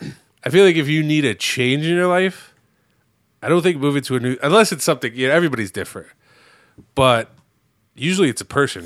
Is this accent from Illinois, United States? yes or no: yes; Chicago, Illinois, United States; also born or lived in Cicero; I was born in Chicago. I lived here my whole life.